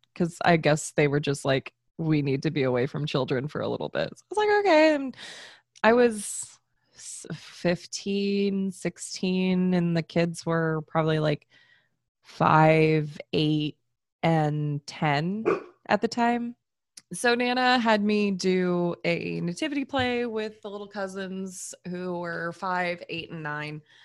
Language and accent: English; Florida, United States; all of my family's from the north, like, yeah, I grew up in Florida, but, like, we're all transplants anyways